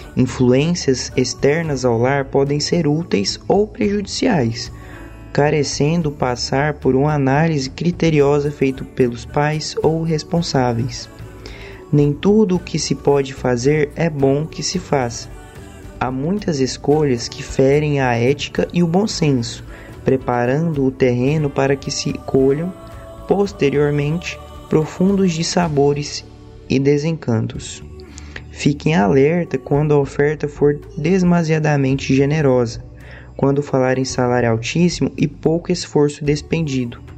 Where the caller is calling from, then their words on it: Goiânia, Goiás, Brazil; eu falo de Goiânia